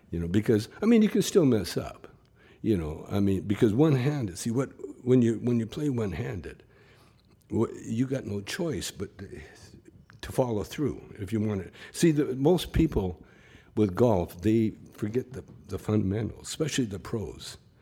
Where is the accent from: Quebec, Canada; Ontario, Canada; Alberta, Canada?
Alberta, Canada; Calgary; moved away; when I was a, a, a kid, you know, growing up in Calgary